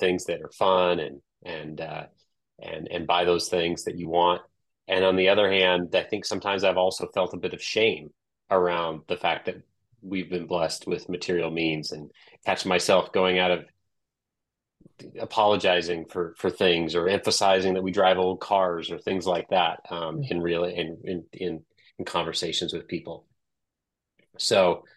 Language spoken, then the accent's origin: English; Des Moines, Iowa, United States; Growing up in Des Moines